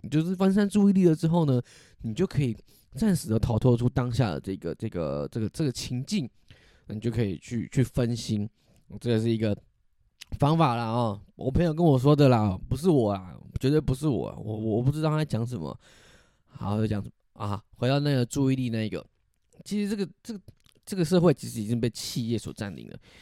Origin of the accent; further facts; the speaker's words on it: Taiwan; 我会称自己是台湾人，但只要我去了台湾以外的地方，地方，大家看到我会以为我是中国人